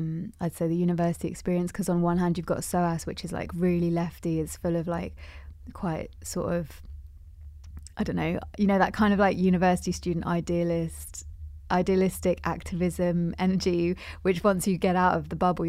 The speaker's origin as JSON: {"language": "English", "region": "England", "country": "United Kingdom", "tie": "born there", "said": "especially being of Pakistani heritage as well, and like the fact that I'm born in England is a direct consequence of the British Empire."}